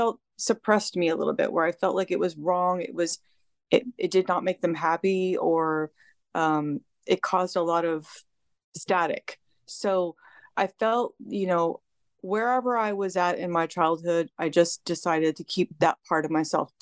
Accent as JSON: {"language": "English", "region": "California", "country": "United States", "tie": "born or raised there", "said": "I was born and raised in California."}